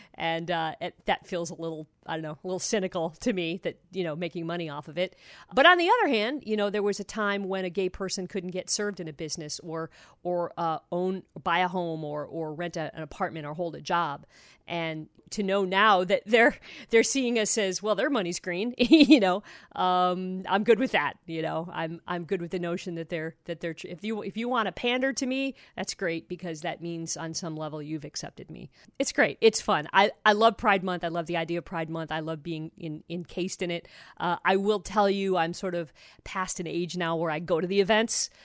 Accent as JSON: {"language": "English", "town": "Toledo", "region": "Ohio", "country": "United States", "tie": "born or raised there", "also_born_or_lived": "Seattle", "moved": "yes", "said": "I grew up in Toledo, Ohio"}